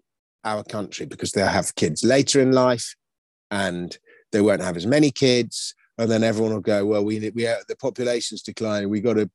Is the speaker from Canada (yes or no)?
no; London, United Kingdom; I grew up in Kensington. And we had a house in Kensington